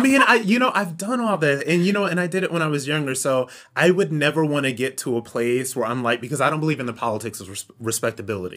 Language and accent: English; Ohio, United States; I'm from Ohio